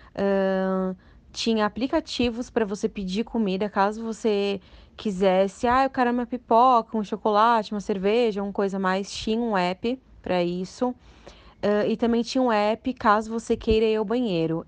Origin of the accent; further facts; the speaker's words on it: Santo André, São Paulo, Brazil; eu sou de Santo André